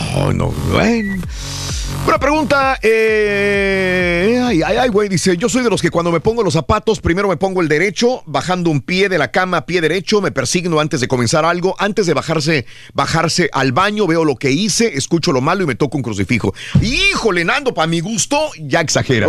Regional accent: Matamoros, Tamaulipas, Mexico; moved away; Si yo me hubiera quedado en Matamoros, Tamaulipas, de donde soy originario

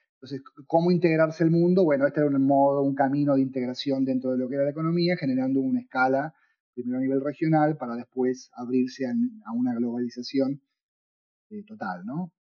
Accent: Buenos Aires, Argentina; moved away; also born or lived in Tucumán / Montreal / Quebec / Kingston, Ontario; yo soy tucumano, aunque crecí en Buenos Aires, nací en Buenos Aires

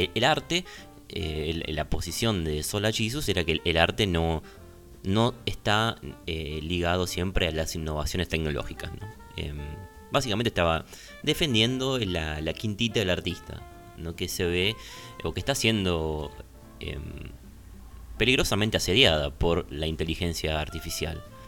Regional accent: Argentina; somos argentinos

